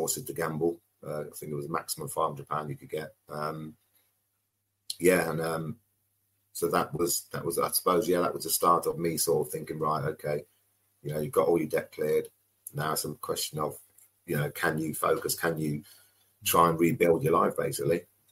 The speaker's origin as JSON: {"language": "English", "town": "Coventry", "region": "West Midlands", "country": "United Kingdom", "tie": "born or raised there", "also_born_or_lived": "London / Bristol", "moved": "as an adult", "said": "Starting 9 years old, growing up in Coventry"}